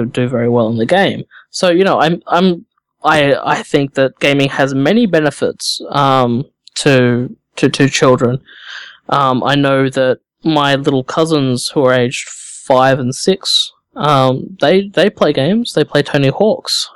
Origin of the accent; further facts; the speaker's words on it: Australia; I'm Australian, it's summer here